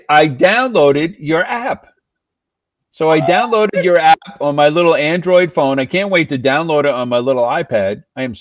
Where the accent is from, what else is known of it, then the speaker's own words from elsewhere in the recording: Newburgh, New York, United States; also born or lived in Bloomingburg, New York; I've been here all my life